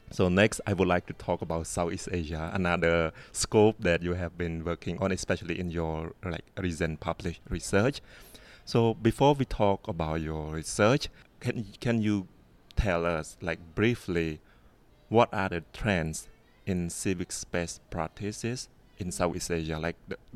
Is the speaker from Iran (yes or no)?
no; Cambodia; English is a second language; you know I'm from Cambodia and then you may have heard some practice in Cambodia as well